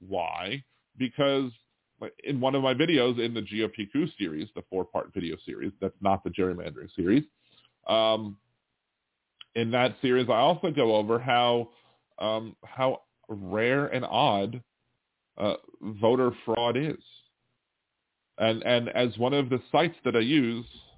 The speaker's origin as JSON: {"language": "English", "region": "Maryland", "country": "United States", "tie": "born or raised there", "also_born_or_lived": "Delaware", "moved": "yes", "said": "I'm born in Delaware, but I'm from Maryland. I was raised in Maryland"}